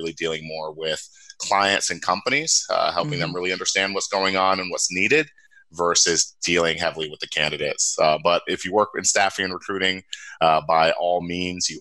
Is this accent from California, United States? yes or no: no; Cincinnati, Ohio, United States; also born or lived in upstate New York; I'm originally from Cincinnati, Ohio, born and raised